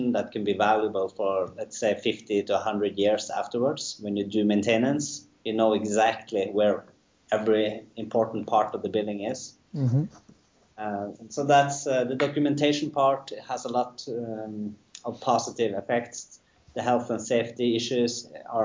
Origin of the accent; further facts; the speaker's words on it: Norway; we're from Norway